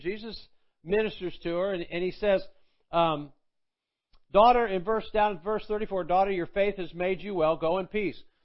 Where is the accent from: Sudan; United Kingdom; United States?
United States; Athens, Georgia; moved away as an adult; also born or lived in Tulsa, Oklahoma; Athens, Georgia, which is where I'm from, and uh, uh, which is where I live now.